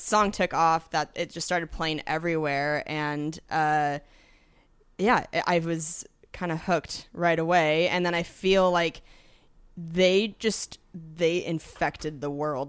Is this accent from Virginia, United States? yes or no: no; Washington, United States; moved away; I'm from Washington State originally.